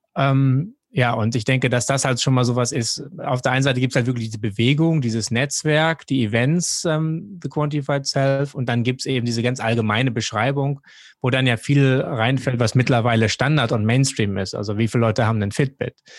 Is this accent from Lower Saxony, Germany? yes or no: yes; Jever, Lower Saxony, Germany; moved away as an adult; also born or lived in Duisburg; now in Hong Kong; aufgewachsen bin ich an der Nordseeküste in Jever